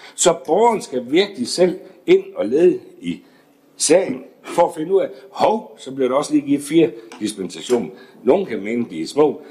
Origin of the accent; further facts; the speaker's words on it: Esbjerg, Southern Denmark, Denmark; Jeg er født og opvokset i Esbjerg.